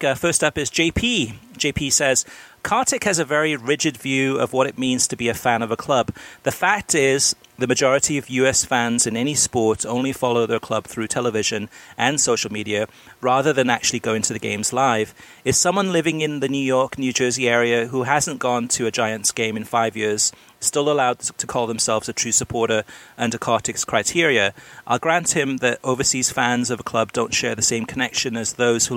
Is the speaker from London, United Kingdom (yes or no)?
no; Wales, United Kingdom; also born or lived in Miami, United States; now in United States; I was first a Swansea City fan when I grew up in Wales